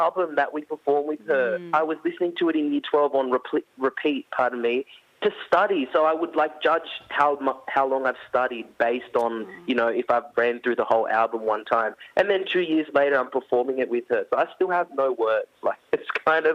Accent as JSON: {"language": "English", "town": "Orange", "region": "New South Wales", "country": "Australia", "tie": "born or raised there", "said": "growing up in Orange, like regional Australia"}